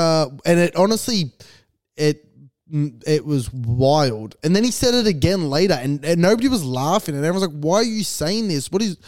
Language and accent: English; Diamond Creek, Victoria, Australia; growing up in Diamond Creek and how it's a very white area and I was the only wog in Dymo.